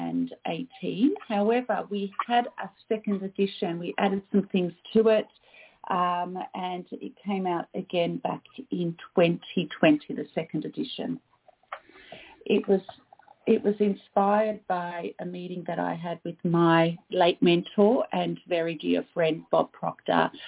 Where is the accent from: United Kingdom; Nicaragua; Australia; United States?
Australia; also born or lived in Canada; I am Australian